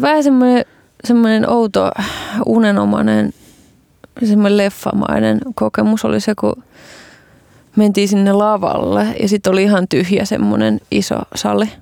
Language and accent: Finnish; Kotka, Kymenlaakso, Finland; Kotkassa vuonna 1989.